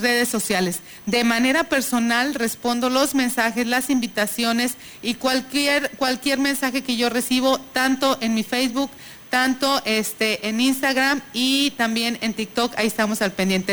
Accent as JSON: {"language": "Spanish", "town": "Tamuín", "region": "San Luis Potosí", "country": "Mexico", "said": "yo soy de ahí de Tamuín"}